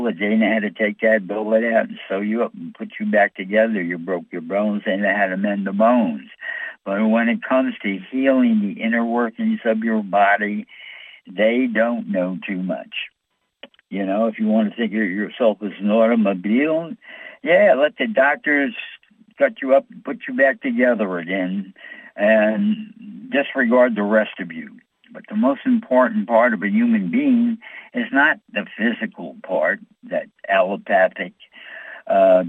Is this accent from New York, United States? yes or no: yes; New York, United States; I'm from New York